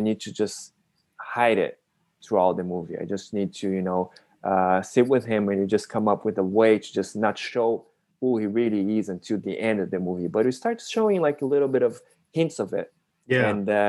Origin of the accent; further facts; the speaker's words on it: Brazil; moved away; I'm Japanese Brazilian. I was born and raised in Brazil